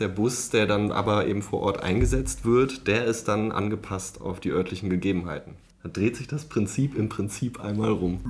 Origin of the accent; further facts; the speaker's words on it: Berlin, Germany; ich komme aus Berlin